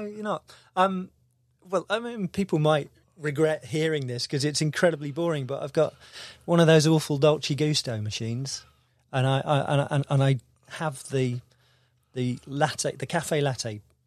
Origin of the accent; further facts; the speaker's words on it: Devon, South West England, United Kingdom; moved away as an adult; also born or lived in London / St Albans; I'm from Devon